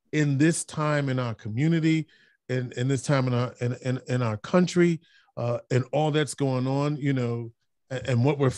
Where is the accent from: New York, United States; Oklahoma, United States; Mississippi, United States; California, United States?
New York, United States; New York City; now in Syracuse, United States; my hometown, the Boogie Down, Bronx